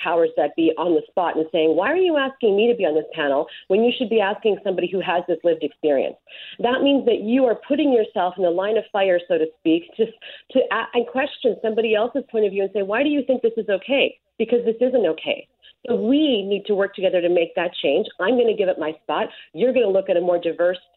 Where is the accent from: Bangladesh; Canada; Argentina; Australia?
Canada; Winnipeg, Manitoba; I answer Winnipeg